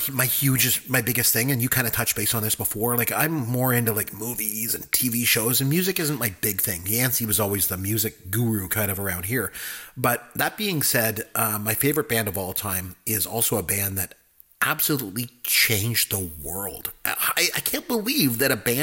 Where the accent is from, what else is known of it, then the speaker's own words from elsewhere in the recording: Canada; I'm Canadian